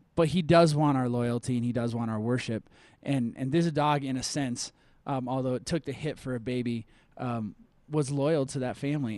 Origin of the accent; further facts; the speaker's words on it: Minnesota, United States; now in Colorado, United States; I'm from Minnesota